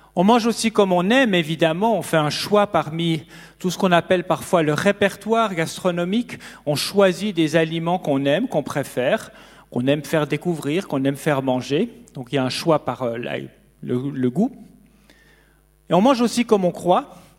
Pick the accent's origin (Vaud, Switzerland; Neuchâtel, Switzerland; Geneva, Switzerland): Neuchâtel, Switzerland; near; j'ai grandi près de Neuchâtel